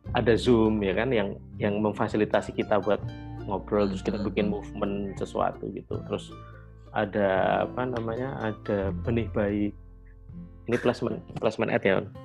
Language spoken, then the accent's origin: Indonesian; Java, Indonesia; aku punya privilege sebagai orang Jawa